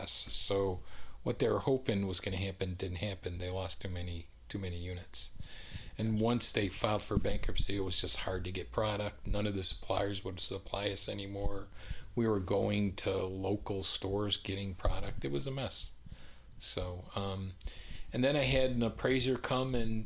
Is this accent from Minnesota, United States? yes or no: no; upstate New York, United States; moved away as an adult; also born or lived in California; now in Raleigh, United States; I spent my whole life in upstate New York, and then I moved here to Raleigh